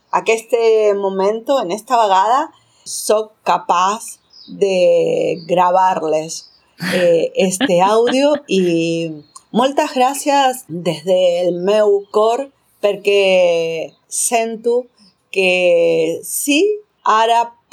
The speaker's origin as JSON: {"language": "Catalan", "country": "Argentina", "second_language": "Catalan", "moved": "as an adult", "lives_now": "Catalonia, Spain", "said": "soc de l'Argentina i hace sis anys arribé a Catalunya."}